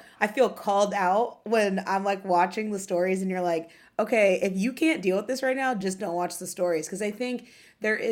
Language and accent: English; Ohio, United States; now in New York City, United States; I'm from Ohio